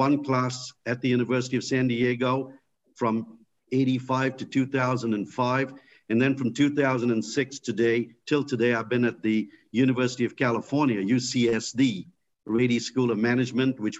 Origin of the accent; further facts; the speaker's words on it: India; moved away as an adult; now in United States; I grew up in India